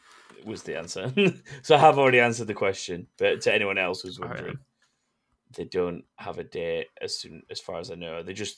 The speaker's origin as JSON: {"language": "English", "region": "England", "country": "United Kingdom", "said": "we're English and not French."}